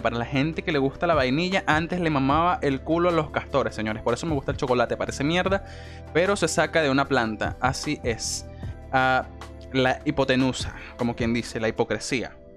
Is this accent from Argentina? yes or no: no; Venezuela; soy venezolano